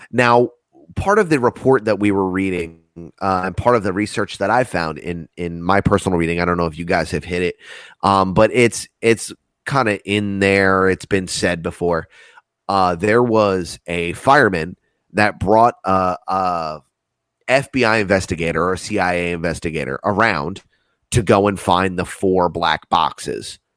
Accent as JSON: {"language": "English", "country": "United States"}